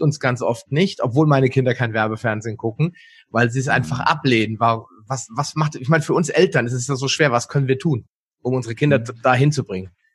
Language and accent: German; West Germany, Germany; Ich bin in der Welt der Supermärkte aufgewachsen. Bei uns gab es schon alles, wirklich unbegrenzt